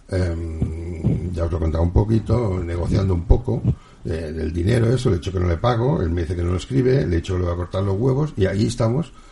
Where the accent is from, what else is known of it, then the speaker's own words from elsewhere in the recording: Catalonia, Spain; O así les fue a los madrileños, que yo soy catalán, señores.